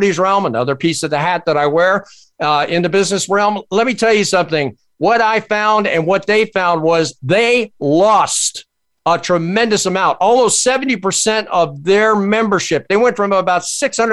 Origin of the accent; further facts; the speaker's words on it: United States; I'm an American. And more importantly today, I'm a patriotic American